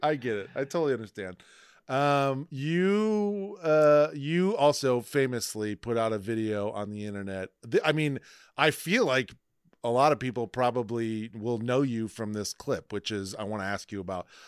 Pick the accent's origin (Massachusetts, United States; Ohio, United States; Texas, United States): Ohio, United States; Toledo; I'm from Toledo